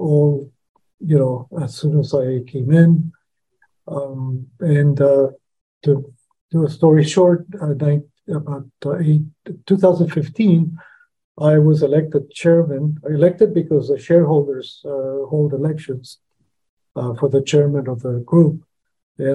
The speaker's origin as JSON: {"language": "English", "country": "El Salvador", "tie": "born or raised there", "moved": "yes", "lives_now": "United States", "said": "And I was born in El Salvador, but because of my mom was able to eventually immigrate into the U.S. After El Salvador had a civil war in the 70s. So I've been here from 1982 on."}